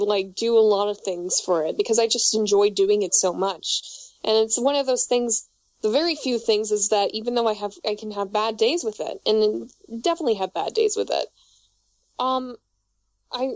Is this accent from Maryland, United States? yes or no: no; New York, United States; accent: New York; moved away; also born or lived in Florida; I grew up in New York, but I've lived in Florida, and I've lived in upstate New York